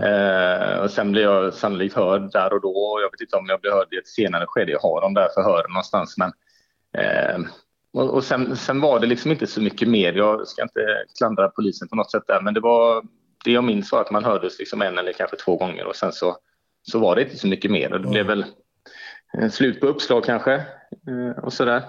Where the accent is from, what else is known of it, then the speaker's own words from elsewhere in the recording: Gothenburg, Västra Götaland, Sweden; also born or lived in Umeå; jag är född och uppväxt och boendes på Hisingen